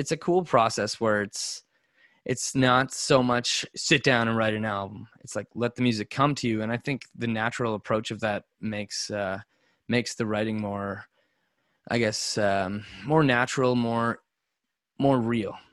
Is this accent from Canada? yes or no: yes; Nova Scotia, Canada; also born or lived in Alberta; We're guys from Nova Scotia, small place